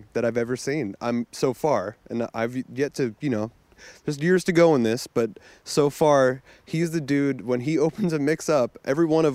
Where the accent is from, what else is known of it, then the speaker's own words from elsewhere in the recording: New Jersey, United States; moved away as an adult; now in Brooklyn, United States; I was born and raised in New Jersey. But, yeah, I work in Brooklyn.